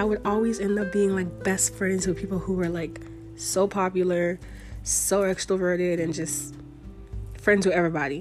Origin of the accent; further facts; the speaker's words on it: Florida, United States; moved away as an adult; I'm from Florida